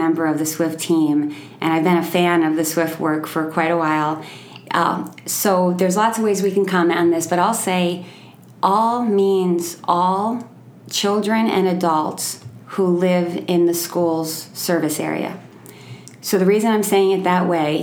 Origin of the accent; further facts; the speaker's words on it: New York, United States; moved away as an adult; also born or lived in Albany, New York / Molokai, Hawaii; I'm from New York. I was living in Albany, New York at the time